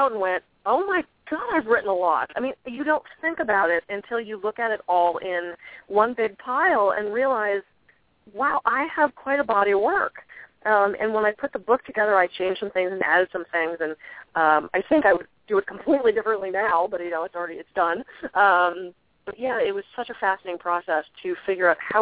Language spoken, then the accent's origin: English; East Coast, United States; moved away; I'm from the East Coast originally